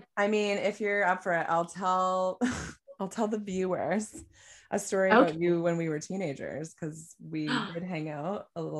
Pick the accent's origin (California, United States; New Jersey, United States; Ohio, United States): California, United States; I'm from California.